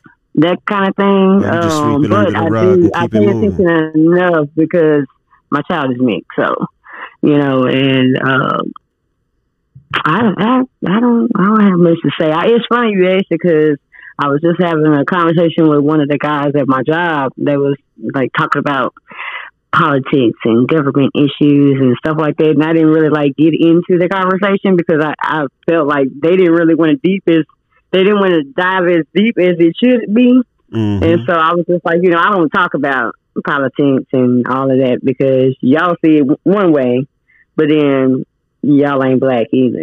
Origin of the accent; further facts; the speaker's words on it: Arkansas, United States; also born or lived in California; we moved here to Arkansas when I was like four